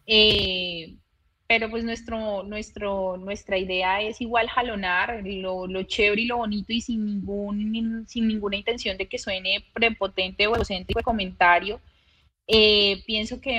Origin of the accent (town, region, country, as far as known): Bogotá, Colombia; moved away as an adult; now in Santa Marta, Colombia